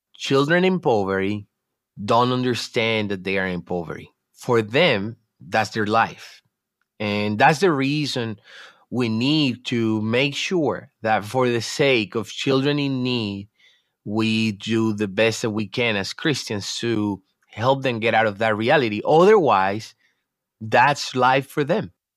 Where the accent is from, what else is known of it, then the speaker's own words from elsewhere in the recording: Dominican Republic; I'm from the Dominican Republic